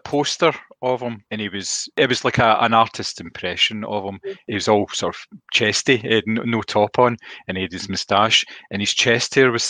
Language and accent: English; United Kingdom; we're British.